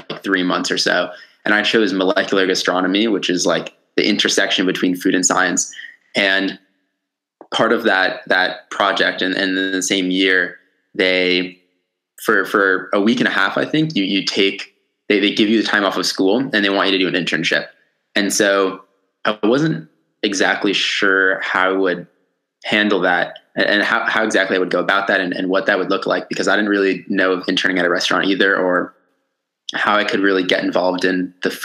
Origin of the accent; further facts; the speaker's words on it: Connecticut, United States; also born or lived in Brooklyn, New York, United States; And then when I was about 7 or 8, I moved up to where I live now, which is in like rural Connecticut.